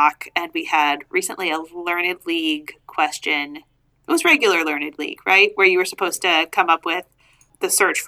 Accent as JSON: {"language": "English", "region": "Massachusetts", "country": "United States", "said": "I'm from Massachusetts"}